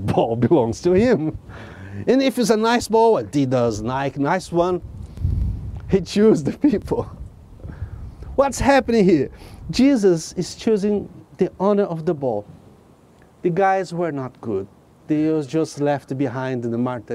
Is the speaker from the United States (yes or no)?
no; Brazil; now in England; I came from Brazil.